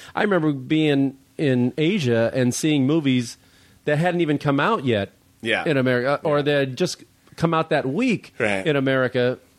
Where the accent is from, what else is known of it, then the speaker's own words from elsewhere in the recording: Chicago, Illinois, United States; My hometown Chicago Bulls.